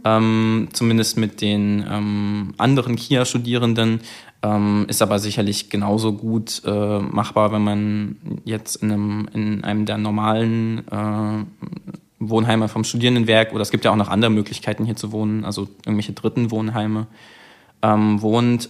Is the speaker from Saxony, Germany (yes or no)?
yes; Leipzig, Saxony, Germany; moved away as an adult; now in Zittau, Germany; ich komme ja ursprünglich aus Leipzig